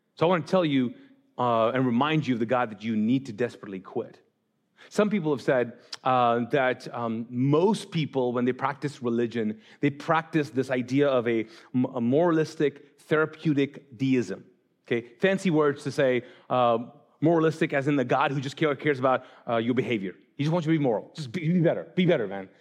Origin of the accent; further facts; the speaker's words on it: Kuwait; moved away as an adult; also born or lived in Pakistan; I grew up in Islam in the Middle East, in Kuwait